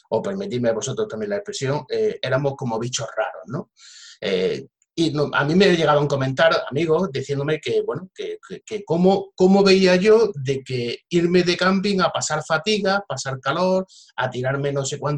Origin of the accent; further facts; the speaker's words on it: Jaén, Andalusia, Spain; yo también soy de Jaén y todo lo que sea incentivar eh